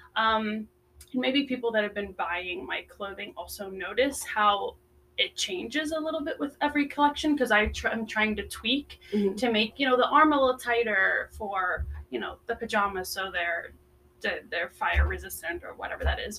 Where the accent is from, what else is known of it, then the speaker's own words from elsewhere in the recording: Florida, United States; moved away as an adult; also born or lived in Netherlands / South Carolina; now in Las Vegas, United States; I was um, actually born in Europe in Holland, and I moved to the States when I was seven. Uh, to Florida actually